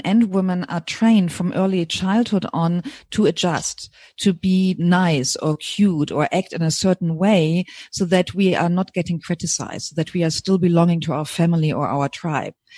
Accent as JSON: {"language": "English", "country": "Germany", "also_born_or_lived": "New Zealand", "accent": "German", "second_language": "English", "moved": "as an adult", "lives_now": "California, United States", "said": "hear from my accent that I'm originally from Germany"}